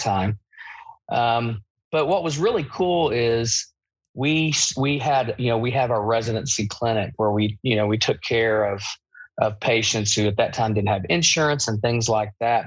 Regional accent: Eastern Kentucky, United States; I'm from Eastern Kentucky.

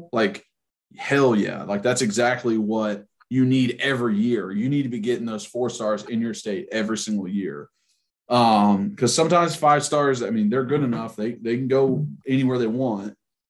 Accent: Tennessee, United States; I think growing up in Tennessee, you're automatically like kind of integrated into being a fan without even really trying to be.

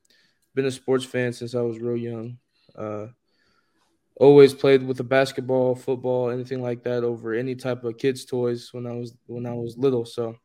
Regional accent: Sacramento, California, United States; I'm from South Sacramento, California.

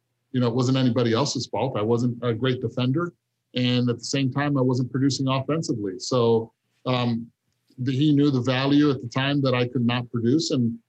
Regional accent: Cincinnati, Ohio, United States; when I wore the uniform of Cincinnati Reds, because I grew up in Riverfront Stadium, where they later changed the name to Synergy Field, it brought back so many memories.

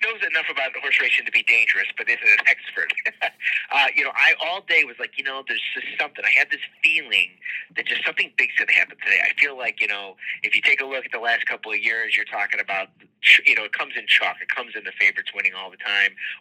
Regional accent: Rochester, New York, United States; I grew up in Rochester

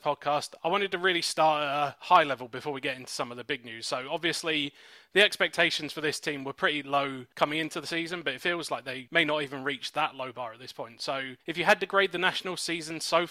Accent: England, United Kingdom; moved away as an adult; now in United States; as you can probably tell from my accent, I'm from England.

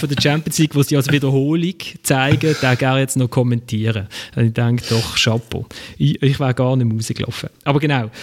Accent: Switzerland; wir als Schweizer

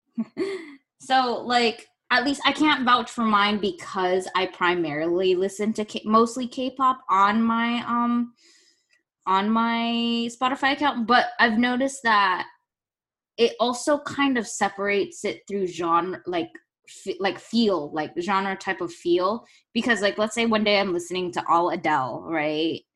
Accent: United States; we're all proud to be American

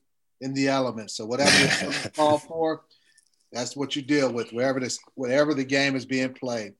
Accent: Cleveland, Ohio, United States; I grew up in Cleveland.

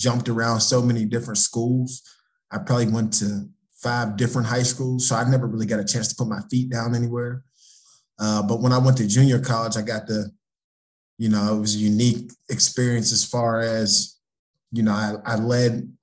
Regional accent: Pittsburgh, Pennsylvania, United States; being in a football rich area, you know, we're from Pittsburgh

